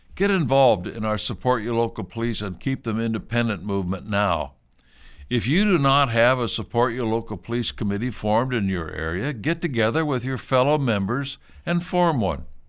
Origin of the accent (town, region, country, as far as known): United States